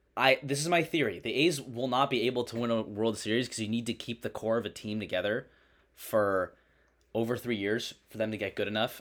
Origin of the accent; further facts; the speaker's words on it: Oakland, California, United States; Born in Oakland